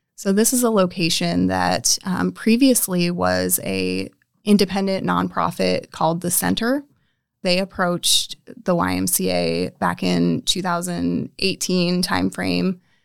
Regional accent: North Platte, Nebraska, United States; I was m, raised in North Platte, smaller town, but not too small

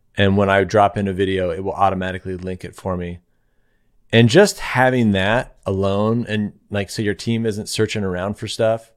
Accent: Claremont, California, United States; I live in Claremont, California

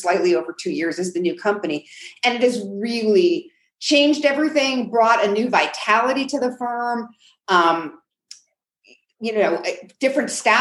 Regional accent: New York, United States; now in New Mexico, United States; I'm from New York

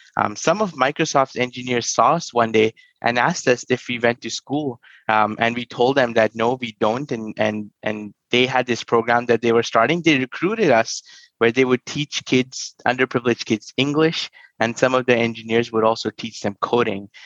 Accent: New Delhi, Delhi, India; moved away; I grew up in New Delhi

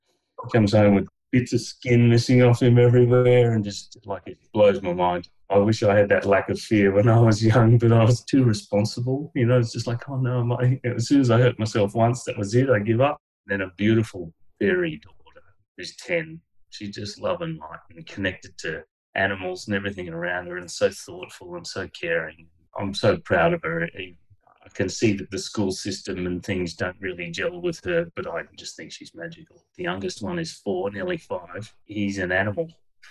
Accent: Canada; born there; When I went over to Canada, I was born in Canada.

